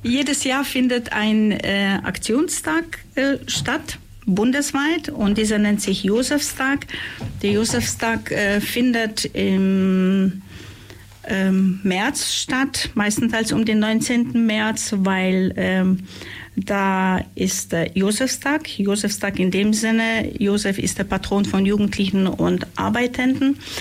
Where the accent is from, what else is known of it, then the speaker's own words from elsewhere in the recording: Upper Silesia, Poland; now in Ulm, Germany; ich komme ursprünglich aus Oberschlesien